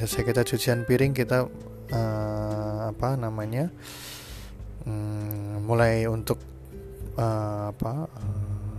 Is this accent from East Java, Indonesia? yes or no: no; Cilacap, Central Java, Indonesia; moved away as an adult; also born or lived in Mumbai, India; sekarang Posisi saya sudah di Indonesia, tepatnya di Cilacap, di kota kelahiran saya